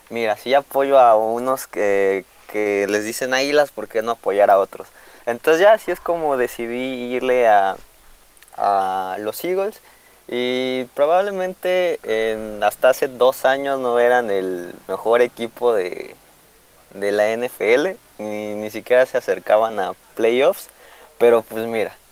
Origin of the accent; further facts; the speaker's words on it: Mexico City, Mexico; Ah, de la Ciudad de México.